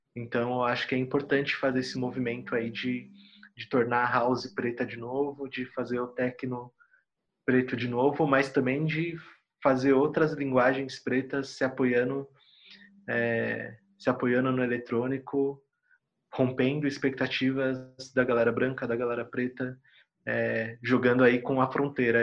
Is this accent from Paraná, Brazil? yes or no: no; São Paulo, Brazil; em Itaquera, onde eu cresci, tinha bastante poperô quando eu era molequinho